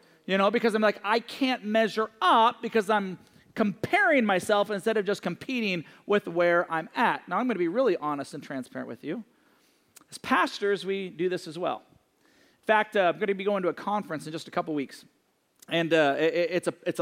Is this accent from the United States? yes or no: yes; Seattle, Washington, United States; also born or lived in Johnson City, Tennessee; I was raised in Seattle